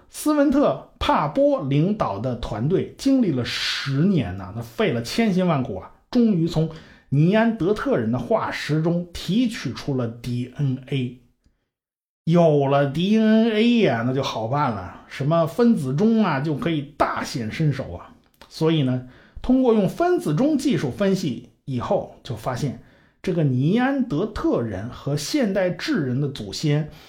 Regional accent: China; 我们中国人最熟悉的就是 北京猿人，还有什么蓝铁人呐、元木人啦之类的

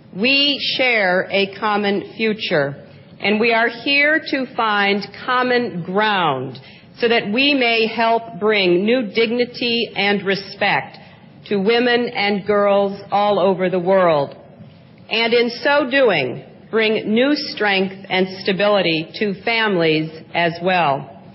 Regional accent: United States; As an American, I want to speak for women in my own country

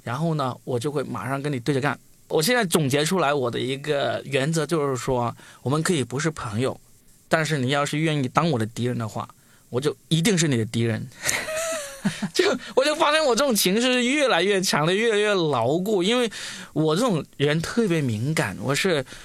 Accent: Guangdong, China; 我作为一个广东人，我其实是一直没有吃辣的这个传统的

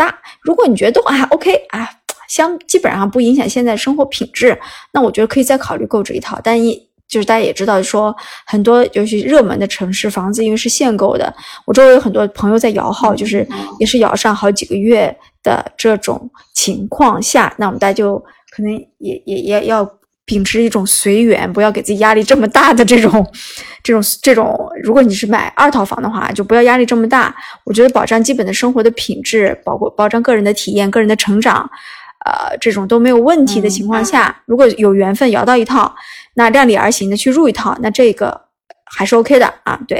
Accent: northern China, China; 因为我从啊北方城市来到南方城市，我是非常喜欢这个，呃，就是浙江这个省份的嘛。

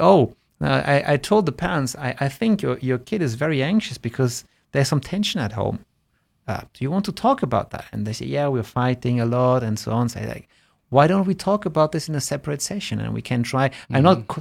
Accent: Germany; when I was growing up in Germany, even in in primary school

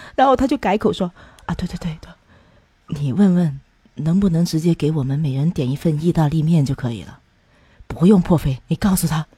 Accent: China; 我们中国人所理解的米其林的餐厅的东西

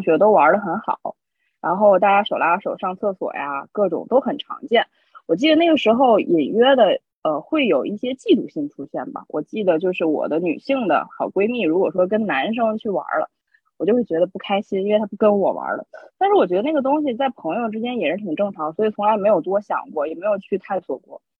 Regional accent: a small town in Tianjin, China; moved away; also born or lived in Beijing; 我家是天津的一个很小的镇子

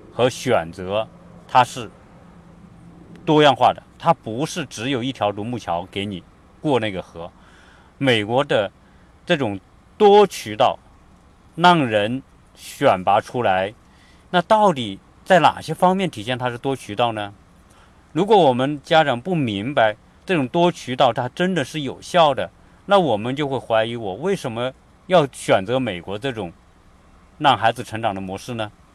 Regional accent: China; now in United States; 我们是中国人， 我们是华人， 我们从大陆想考美国大学

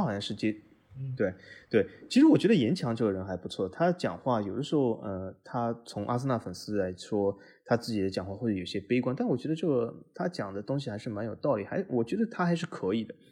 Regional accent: Shanghai, China; 我，同样来自于上海

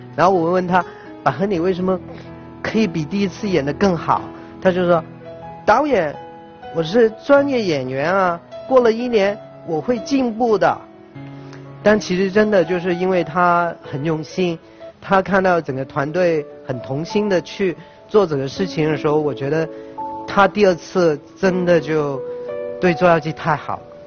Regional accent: Hong Kong; Chinese is a second language; 因为我是香港出生的，所以我的普通话说得不好

